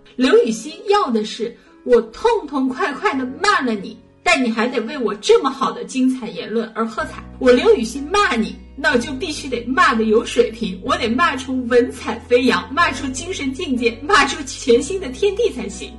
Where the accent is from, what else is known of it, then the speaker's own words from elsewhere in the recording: Shanghai, China; 毕竟我是个上海人